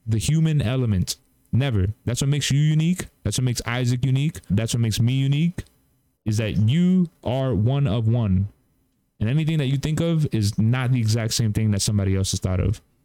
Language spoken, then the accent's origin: English; Cuba; I'm Cuban